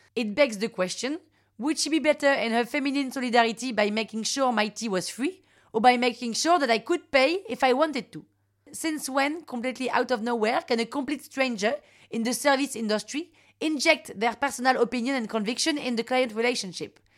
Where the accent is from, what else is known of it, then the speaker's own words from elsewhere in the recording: Paris, Île-de-France, France; Parisian, thirty-six